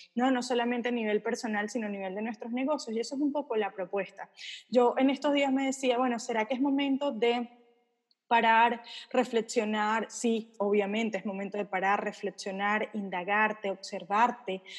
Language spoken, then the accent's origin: Spanish; Venezuela; moved away; yo soy venezolana, viví en un país donde de repente salías a trabajar y no sabías si ibas a poder volver a tu casa